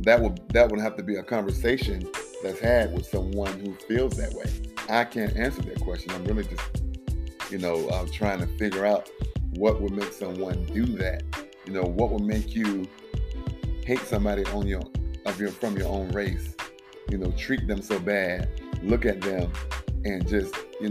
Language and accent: English; South Carolina, United States; I grew up in South Carolina